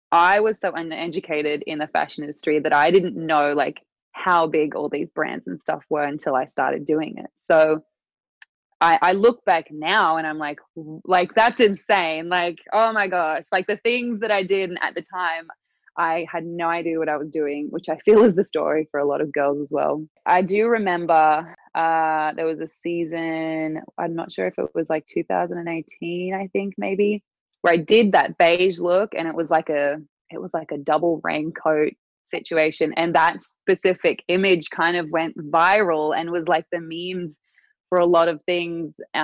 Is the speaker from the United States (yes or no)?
no; Newcastle, New South Wales, Australia; moved away as an adult; my hometown, Newcastle